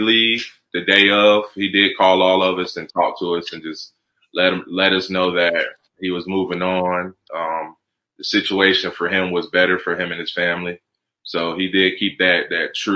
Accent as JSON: {"language": "English", "town": "Columbus", "region": "Georgia", "country": "United States", "also_born_or_lived": "New Jersey", "said": "I'm from Georgia, so that the country is normal to me"}